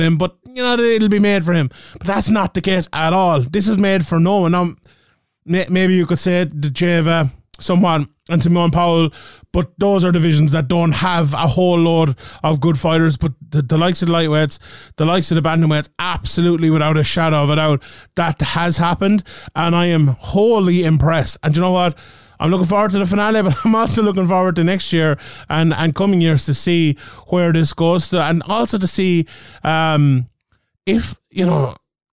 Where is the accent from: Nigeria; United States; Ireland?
Ireland; my home country of Ireland